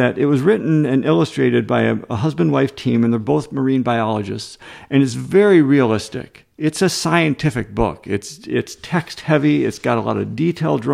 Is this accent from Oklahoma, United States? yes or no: no; Rockford, Illinois, United States; also born or lived in Madison, Wisconsin; I grew up in Rockford, Illinois, which was a factory town.